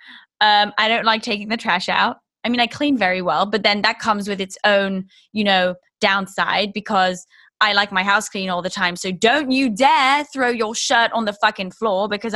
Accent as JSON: {"language": "English", "region": "England", "country": "United Kingdom", "said": "I'm English"}